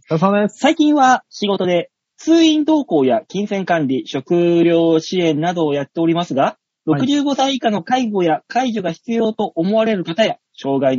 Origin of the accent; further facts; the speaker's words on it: Saitama, Japan; also born or lived in Tokyo; まあ最初ね、東京にいましたよ、何年か。で、まあ埼玉で育ってるんで埼玉出身ですけども